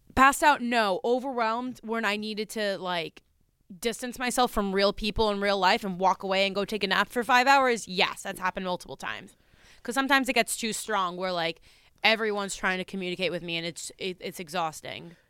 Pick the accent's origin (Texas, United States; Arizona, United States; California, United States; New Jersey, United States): New Jersey, United States; I'm from New Jersey